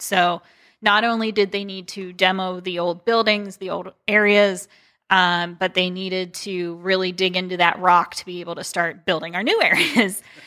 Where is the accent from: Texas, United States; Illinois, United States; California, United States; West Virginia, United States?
West Virginia, United States; Wheeling; moved away as an adult; now in Akron, United States; I was originally from Wheeling